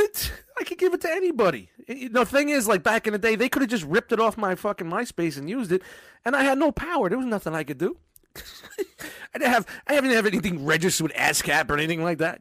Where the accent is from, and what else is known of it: New York City, New York, United States; born or raised there